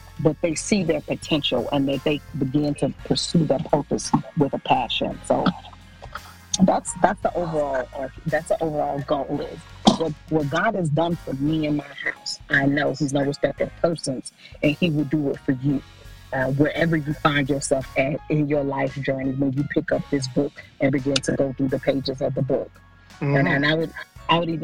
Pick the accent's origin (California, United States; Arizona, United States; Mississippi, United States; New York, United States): Mississippi, United States; I was born and raised always in Mississippi